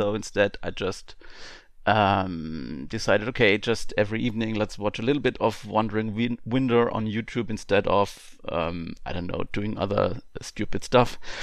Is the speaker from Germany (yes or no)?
yes; Germany; I'm from Germany. Um, I live in the southwestern part of Germany, um, on, only forty-five minutes to the French border